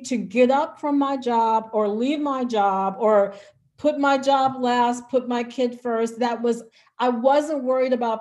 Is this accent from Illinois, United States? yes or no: yes; Chicago Heights, Illinois, United States; I'm from Chicago Heights, Illinois.